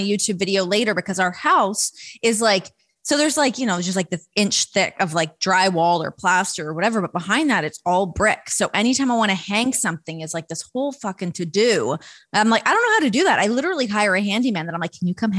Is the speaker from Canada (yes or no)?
yes; Toronto, Ontario, Canada; from Toronto